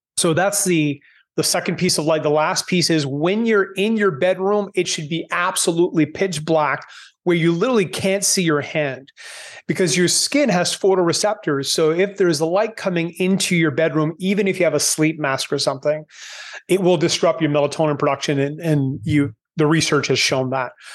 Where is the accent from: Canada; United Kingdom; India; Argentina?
Canada; moved away as an adult; now in Panama; growing up in Canada